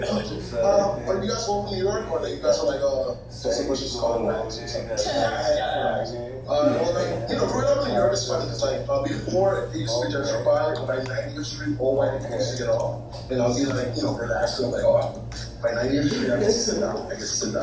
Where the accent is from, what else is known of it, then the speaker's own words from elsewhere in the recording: Colombia; I'm Colombian